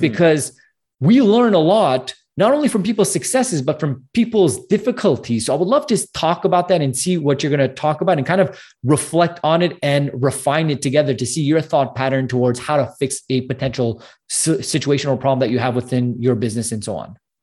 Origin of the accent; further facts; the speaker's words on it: Canada; I'm from Canada